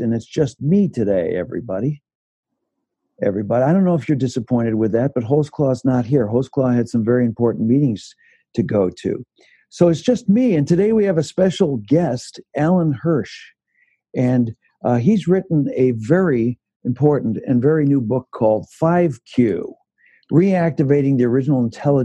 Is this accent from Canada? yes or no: yes; Canada; also born or lived in Owen Sound, Ontario; now in Chicago, United States; I grew up in Canada